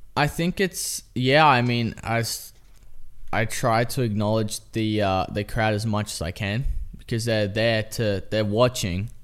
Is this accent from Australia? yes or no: yes; Australia; now in United States; I'm Australian.